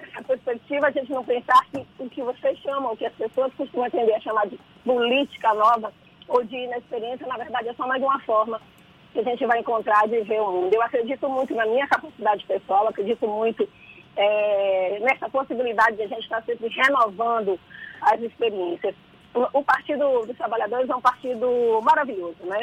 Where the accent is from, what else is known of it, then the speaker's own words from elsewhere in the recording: Salvador, Bahia, Brazil; eu sou a menina que nasceu em São Gonçalo do Retiro, tenho que morar ali na Barro Reis, em um bairro que muito embora a rua se chame Doutor Estevão de Assis, as pessoas só conhecem como sertanejo. E cresci nesses ambientes